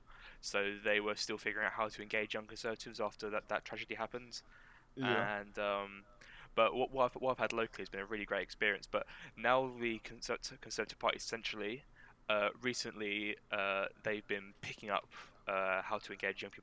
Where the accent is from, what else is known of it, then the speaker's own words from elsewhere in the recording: Dartford, South East England, United Kingdom; I'm from Dartford, so I joined the Dartford Association